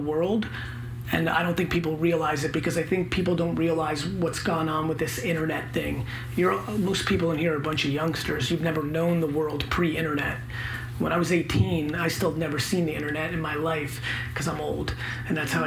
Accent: New York City, New York, United States; also born or lived in Belarus; When I came to America, I was 3 years old. I lived in a studio apartment in Queens

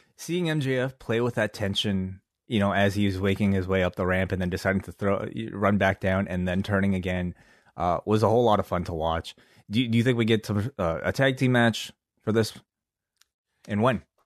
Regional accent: Canada; we're from Canada

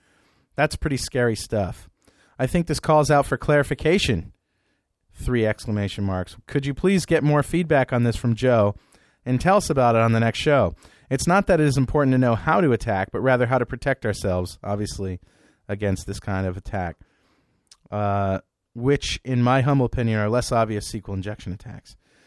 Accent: Belgium; English is a second language; Being a European myself, I'm from Belgium, I feel kind of sorry for him.

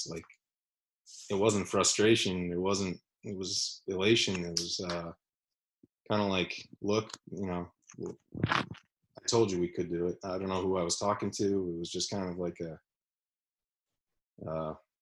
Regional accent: New York, United States; being a New Yorker

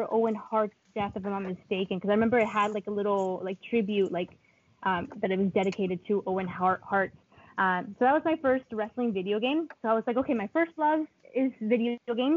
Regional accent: Colombia; English is a second language; now in United States; I was born and raised in Colombia, and I previously, before moving to the United States

